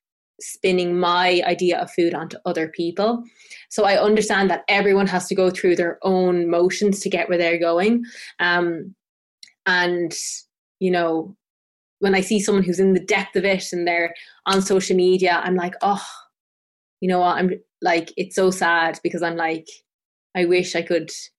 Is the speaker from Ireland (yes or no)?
yes; Tipperary, Munster, Ireland; I grew up in Tipperary, which is the south of Ireland, and I grew up on the foot of this mountain called Sheevan Mon